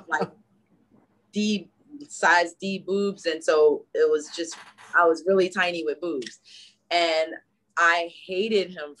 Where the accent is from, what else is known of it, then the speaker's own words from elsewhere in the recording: Newark, New Jersey, United States; We're from Newark, New Jersey.